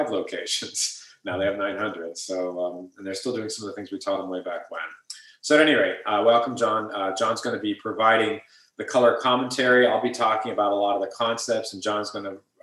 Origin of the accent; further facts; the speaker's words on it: Ohio, United States; moved away as an adult; now in California, United States; I grew up in Ohio and moved over to California afterwards